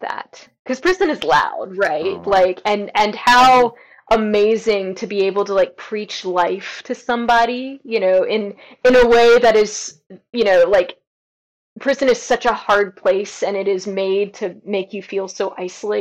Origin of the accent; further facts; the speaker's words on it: South Carolina, United States; moved away; I'm from South Carolina, right? I'm from the state where Dylann Roof, you know, is from